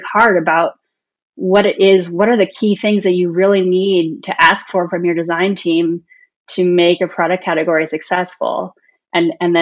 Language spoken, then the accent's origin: English; Pasadena, California, United States; I grew up in Pasadena in Southern California